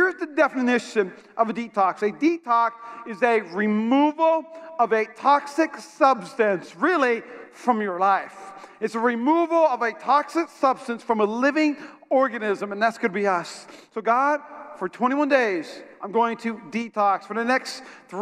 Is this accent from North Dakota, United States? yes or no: yes; North Dakota, United States; moved away; I'm from North Dakota. And in North Dakota, when I was in high school, it had a record amount of snow